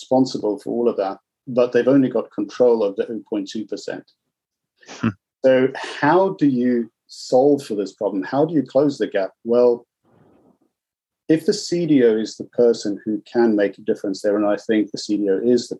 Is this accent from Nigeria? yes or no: no; South Africa; So I was born in South Africa